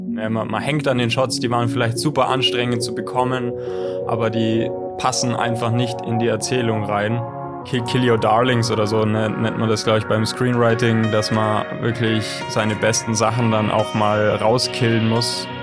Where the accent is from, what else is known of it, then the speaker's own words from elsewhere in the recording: Southern Germany, Germany; now in Ulm, Germany; wir kommen aus, aus dem Süden Deutschlands